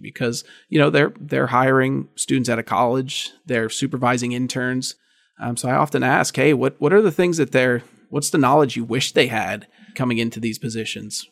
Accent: Indiana, Pennsylvania, United States; moved away as an adult; now in State College, United States; the Indiana Gazette, which was essentially my hometown paper

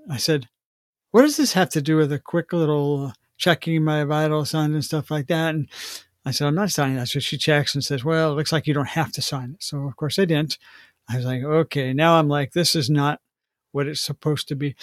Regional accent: Washington, United States; Washington State. My home state

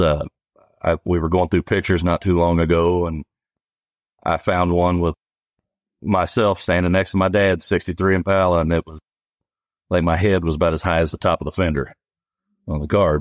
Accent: Eldorado, Illinois, United States; I grew up in El Dorado.

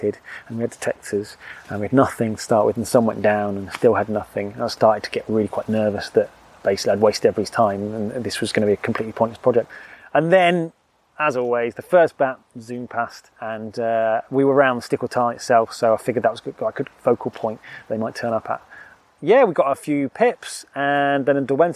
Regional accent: Wiltshire, South West England, United Kingdom; moved away as an adult; also born or lived in Dorset; now in Lake District, United Kingdom; I grew up in Wiltshire

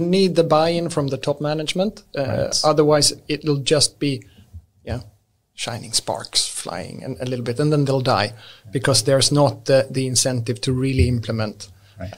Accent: Lund, Skåne, Sweden; English is a second language; moved away; also born or lived in Stockholm; I'm born and raised in Lund.

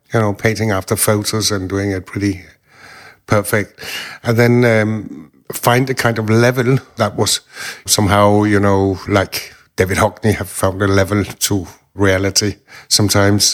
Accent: Denmark; I am from Denmark. I'm living here most of my time.

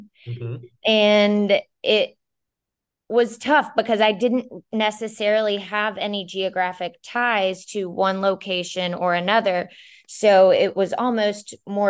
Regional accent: Charleston, South Carolina, United States; moved away as an adult; I'm originally from Charleston, South Carolina

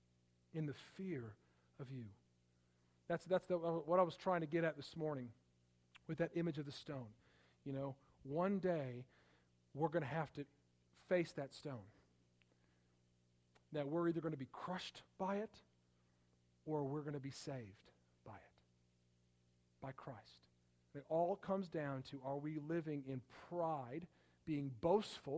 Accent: Palatine, Illinois, United States; Growing up, we lived in Palatine, Illinois

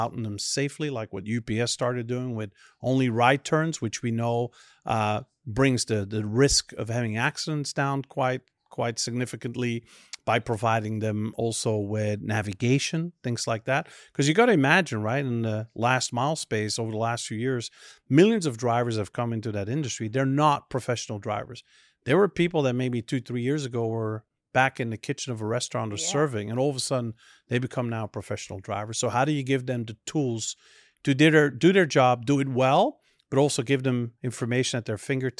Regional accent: Flanders, Belgium; first language Dutch; English is a second language; because in Belgium, you grow up learning my native tongue, which is Dutch or Flemish, what we call it, then French, then German, and then English.

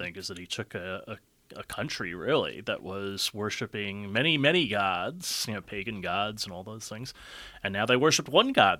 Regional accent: Yonkers, New York, United States; moved away as an adult; now in Cleveland, United States; I grew up in Yonkers, New York, which is just north of the Bronx

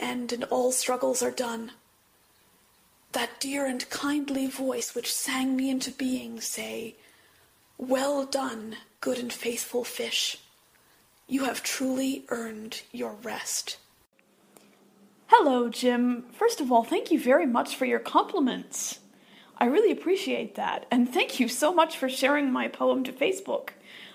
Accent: Southern Ontario, Canada; I'm actually from Southern Ontario, so I'm not that far from Toronto.

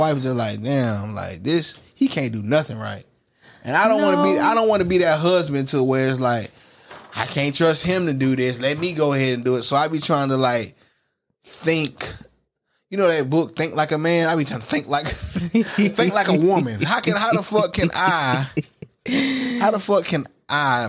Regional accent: Florida, United States; I'm always from Florida

